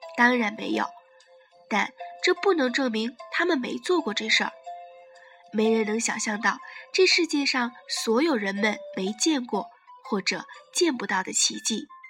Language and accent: Chinese; China; 我们中国人